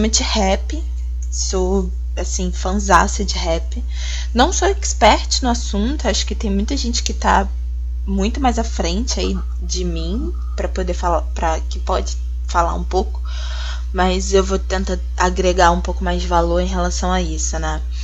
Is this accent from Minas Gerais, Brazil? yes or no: no; Rio de Janeiro, Brazil; eu sou do Rio de Janeiro